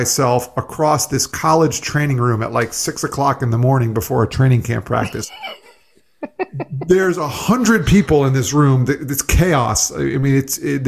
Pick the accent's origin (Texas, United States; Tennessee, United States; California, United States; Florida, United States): Florida, United States; South; also born or lived in New York; I grew up in South Florida for the most part. I was actually born in New York and moved down here when I was 3, still live here now.